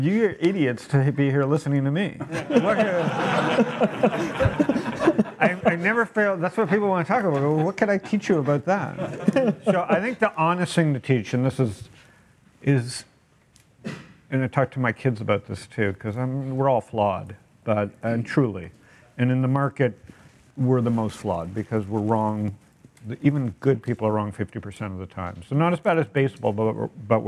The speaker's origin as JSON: {"language": "English", "town": "Toronto", "region": "Ontario", "country": "Canada", "tie": "born or raised there", "moved": "yes", "lives_now": "San Diego, United States", "said": "born and raised in Toronto"}